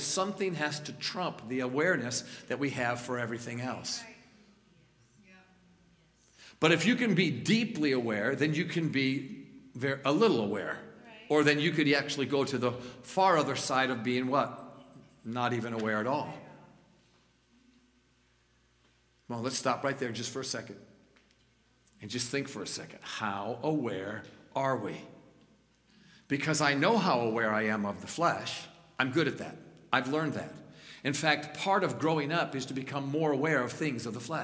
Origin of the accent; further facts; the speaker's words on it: Niagara Falls, New York, United States; moved away; also born or lived in Colorado; I'm a New Yorker. I grew up in Western New York, Niagara Falls, north of Niagara Falls